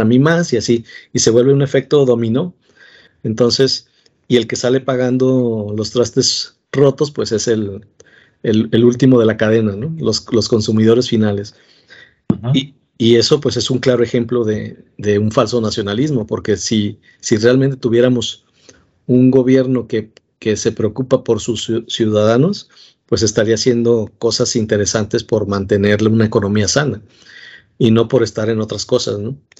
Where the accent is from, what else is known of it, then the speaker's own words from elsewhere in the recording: Mexico; todos somos mexicanos